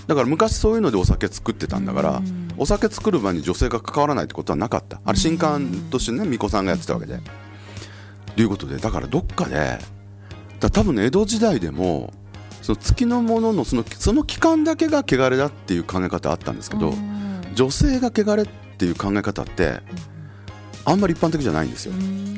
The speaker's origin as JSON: {"language": "Japanese", "town": "Yao", "region": "Osaka", "country": "Japan", "tie": "born or raised there", "moved": "yes", "lives_now": "Sapporo, Japan", "said": "うちの実家って東大阪市の隣の八尾市ってとこで"}